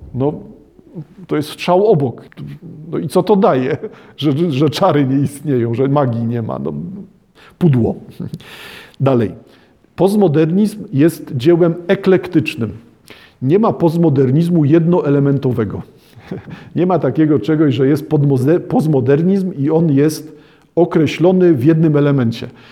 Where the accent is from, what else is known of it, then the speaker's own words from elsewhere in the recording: Poland; w Polsce nie widać, że wszyscy wywodzimy się z chłopów